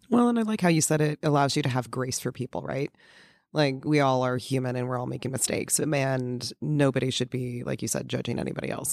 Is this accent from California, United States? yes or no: yes; California, United States; growing up in California